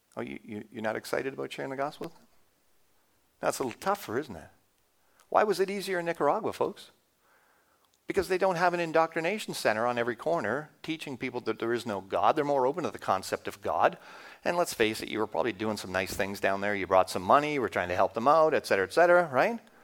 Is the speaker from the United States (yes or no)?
no; Canada; as a Canadian, you don't think you have an accent